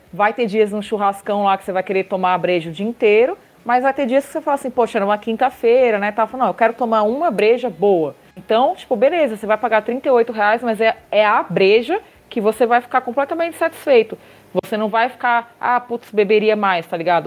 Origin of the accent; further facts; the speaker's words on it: Brazil; Eu saí, do Brasil para passar calor na Bélgica